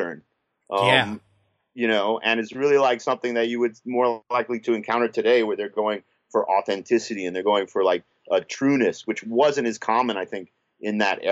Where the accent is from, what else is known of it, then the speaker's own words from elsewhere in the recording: United States; also born or lived in Spain; I'm Spanish, you know, I came, I was born in America, but we came here because my father